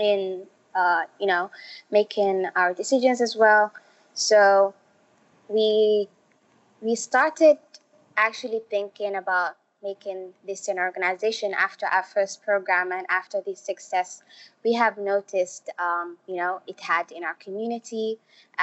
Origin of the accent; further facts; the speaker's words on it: Saudi Arabia; also born or lived in Somalia; now in Malaysia; I'm from Somalia and I was born in Saudi Arabia and I was actually raised there.